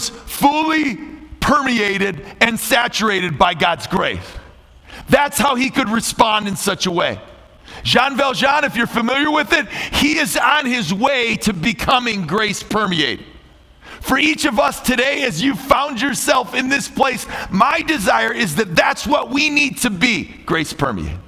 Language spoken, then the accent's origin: English; Chicago, Illinois, United States; I'm from Chicago